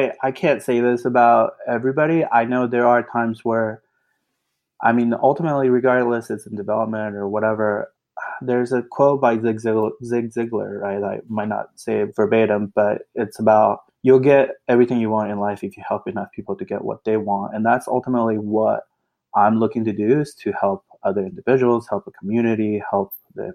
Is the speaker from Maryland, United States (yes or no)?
no; Austin, Texas, United States; I grew up in Austin